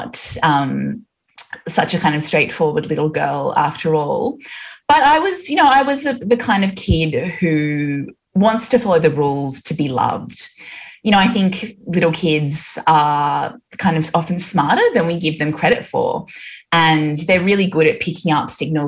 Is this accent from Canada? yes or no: no; Newcastle, New South Wales, Australia; I was raised in Newcastle